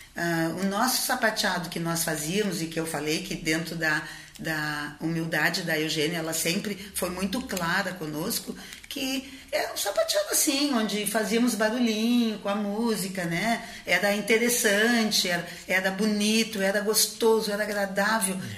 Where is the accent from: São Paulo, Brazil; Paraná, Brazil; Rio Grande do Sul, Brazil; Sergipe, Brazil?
Rio Grande do Sul, Brazil; Rio Grande; eu sou de Rio Grande, uma cidade no interior onde quando eu nasci não tinha ninguém da dança